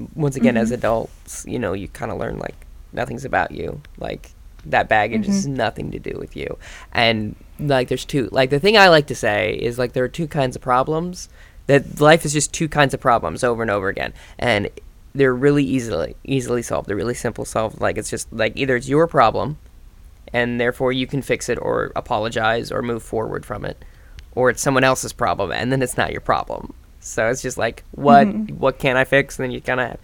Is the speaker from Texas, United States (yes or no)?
no; Minnesota, United States; I'm from Minnesota